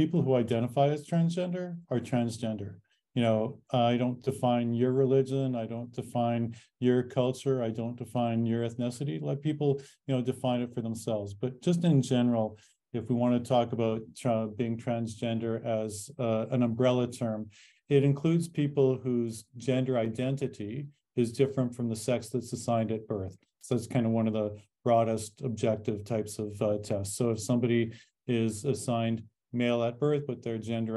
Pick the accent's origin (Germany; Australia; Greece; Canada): Canada; now in United States; I am an American citizen, but I was born in Canada